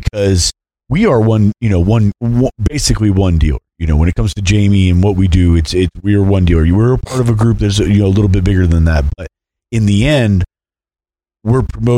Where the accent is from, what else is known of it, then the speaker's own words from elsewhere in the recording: Orlando, Florida, United States; I grew up in Orlando.